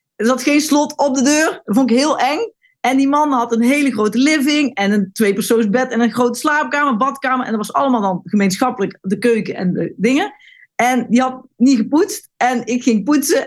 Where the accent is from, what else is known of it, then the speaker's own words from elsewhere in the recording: North Brabant, Netherlands; moved away as an adult; also born or lived in Wageningen / Amsterdam; Ik kom uit Brabant en, en ik woon hier in de straat